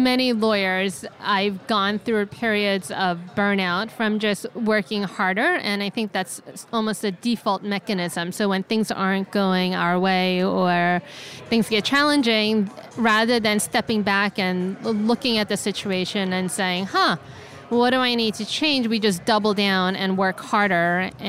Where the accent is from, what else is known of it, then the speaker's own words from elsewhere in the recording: San Francisco, California, United States; I am from San Francisco, California, and I do bankruptcy law.